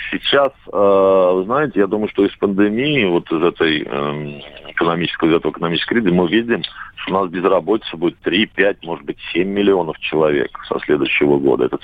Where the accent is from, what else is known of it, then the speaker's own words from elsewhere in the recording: Russia; какие-то действия нужно совершать просто как гражданин, как россиянин.